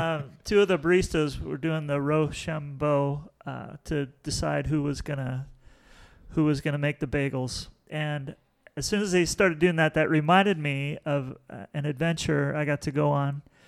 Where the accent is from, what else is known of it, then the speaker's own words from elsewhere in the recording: Long Beach, California, United States; I grew up in Long Beach, California.